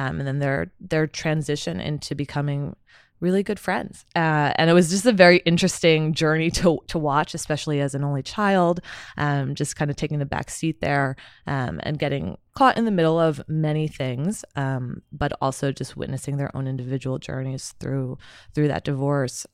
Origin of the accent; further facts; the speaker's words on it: Somerset, New Jersey, United States; moved away as an adult; also born or lived in Pennsylvania / Chicago; so I'm originally from Somerset, New Jersey. I was born and raised there